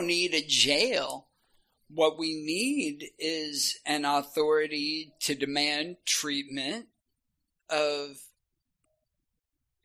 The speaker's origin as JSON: {"language": "English", "town": "Shawnee", "region": "Oklahoma", "country": "United States", "lives_now": "Oklahoma City, United States", "said": "I'm from Shawnee"}